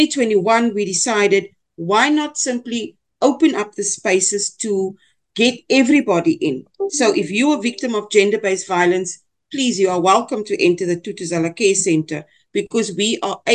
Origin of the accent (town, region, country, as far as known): South Africa; first language Afrikaans; English is a second language